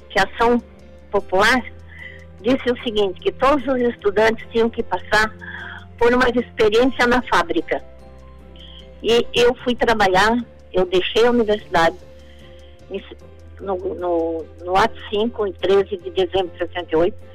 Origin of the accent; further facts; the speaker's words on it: Brazil; nasci em Sara, tenho 70 anos, quer dizer, nasci em 1946.